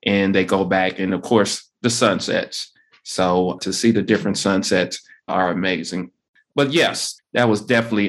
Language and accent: English; United States; we're from America